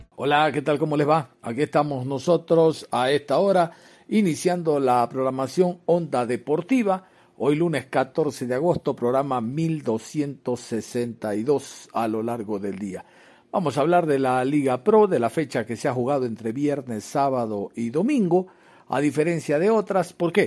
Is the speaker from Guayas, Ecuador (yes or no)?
yes; Guayaquil, Guayas, Ecuador; como guayaquileño